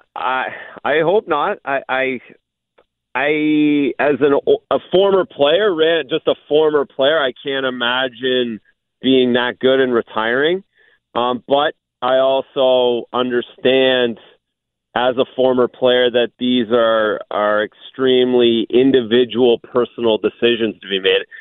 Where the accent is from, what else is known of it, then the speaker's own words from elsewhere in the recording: Ontario, Canada; being from Ontario, Canada.